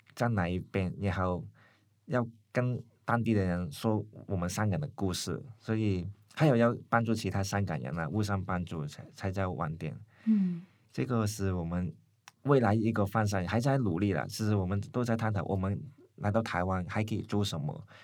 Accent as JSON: {"language": "Chinese", "country": "Hong Kong", "moved": "as an adult", "lives_now": "Taiwan", "said": "读完书，在台湾读书了，呃，早上回香港开店"}